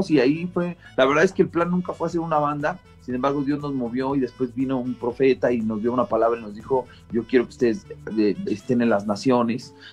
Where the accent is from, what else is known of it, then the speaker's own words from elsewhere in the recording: Mexico; Y, y como mexicanos estamos orgullosos y el mariachi es algo increíble